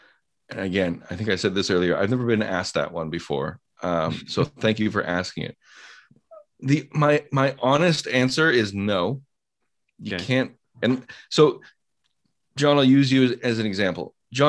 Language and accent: English; Canada; I'm also Canadian